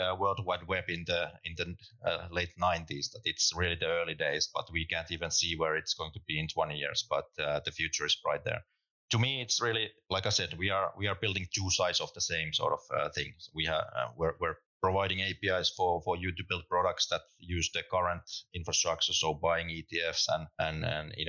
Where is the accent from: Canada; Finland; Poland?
Finland; also born or lived in London; now in Berlin, Germany; I'm from Finland originally